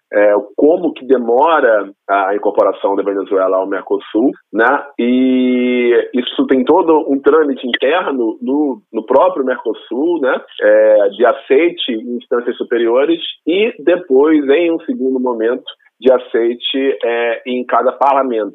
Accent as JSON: {"language": "Portuguese", "country": "Brazil", "said": "muito nos orgulha como brasileiros"}